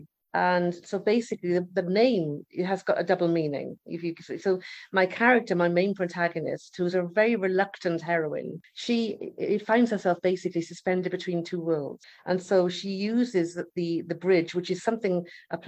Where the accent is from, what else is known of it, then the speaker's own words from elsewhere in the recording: Swansea, Wales, United Kingdom; moved away as an adult; now in Malta; I'm Welsh. I'm from Swansea in the United Kingdom, from Wales